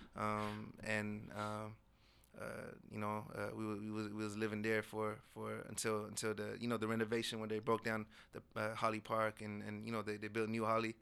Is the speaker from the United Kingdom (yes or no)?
no; Morocco; I was born in Morocco.